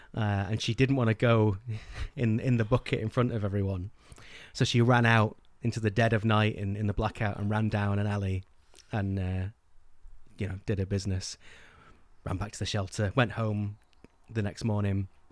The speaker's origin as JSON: {"language": "English", "region": "England", "country": "United Kingdom", "tie": "born or raised there", "said": "English people growing up in England"}